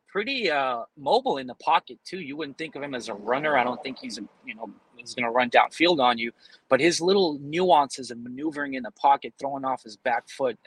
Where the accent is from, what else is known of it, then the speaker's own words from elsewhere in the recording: San Francisco, California, United States; I'm a Sunset boy, man. I grew up in the Sunset. You know, I'm 33. I've lived there for, let's say, 25 years.